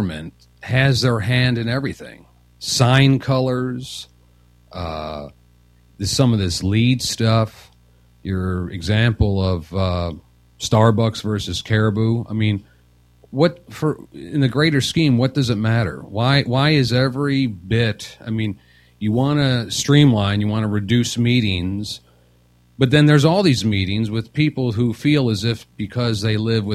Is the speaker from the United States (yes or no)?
yes; Mount Prospect, Illinois, United States; I grew up in Mount Prospect